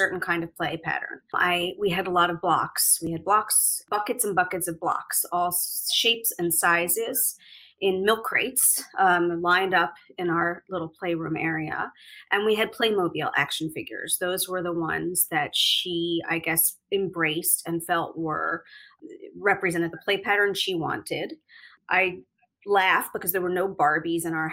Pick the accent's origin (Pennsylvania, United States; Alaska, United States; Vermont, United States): Pennsylvania, United States; Philadelphia; moved away as an adult; also born or lived in New York; I'm from Philadelphia originally. I was born in Mount Airy, a small area of Philadelphia. And then I moved to the suburbs for school. And I spent my entire time in the Philadelphia suburbs until I went off to college and then to New York.